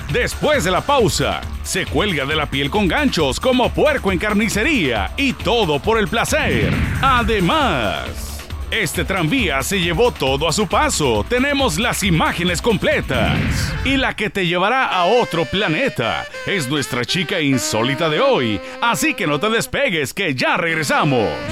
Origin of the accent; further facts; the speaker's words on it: Peru; now in Miami, United States; soy peruano